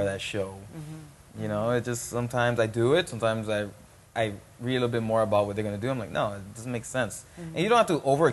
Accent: Miami, Florida, United States; growing up in Miami

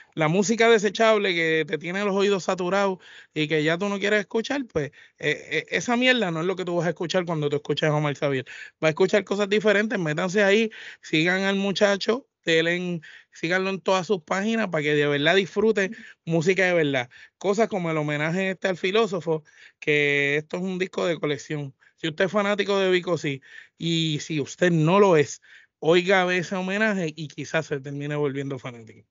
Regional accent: Puerto Rico; todos nosotros somos puertorriqueños

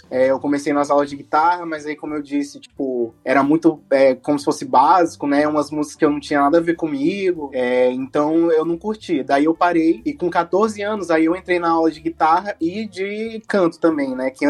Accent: São Luís, Maranhão, Brazil; a gente é daqui de São Luís, né?

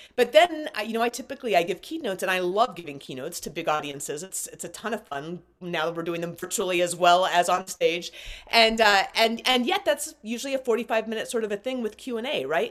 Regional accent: Alaska, United States; I was grown up, grew up in Alaska. I was born in Alaska

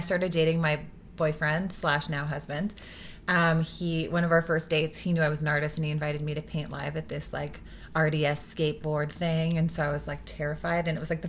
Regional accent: West Vancouver, British Columbia, Canada; moved away as an adult; Yeah, I was raised on the North Shore, West Van. And I moved when I was 18.

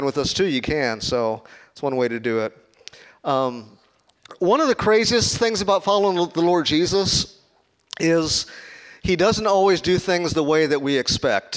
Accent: Chicago, Illinois, United States; I'm from Chicago, not from Kansas.

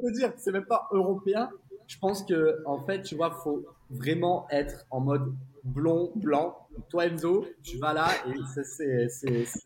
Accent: south of France, France; moved away as an adult; now in Singapore; on est originaire du sud de la France

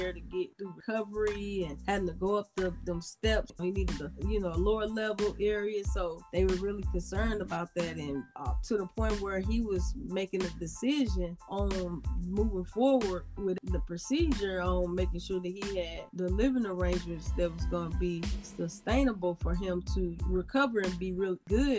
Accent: Birmingham, Alabama, United States; Yeah, we're from Birmingham.

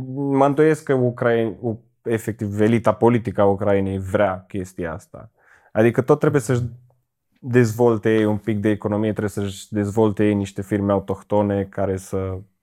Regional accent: Cluj-Napoca, Cluj County, Romania; Din Cluj.

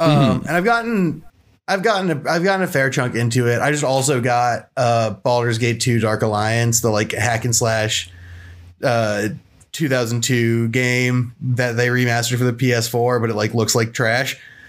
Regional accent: Romania; I'm Romanian.

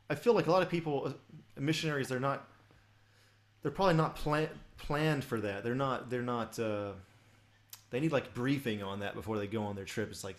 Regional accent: Atlanta, Georgia, United States; moved away; I'm from Atlanta originally.

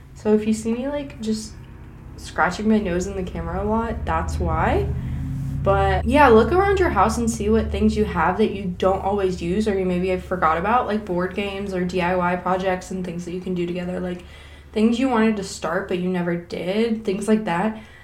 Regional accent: Kentucky, United States; I'm from Kentucky, so we stargaze a lot

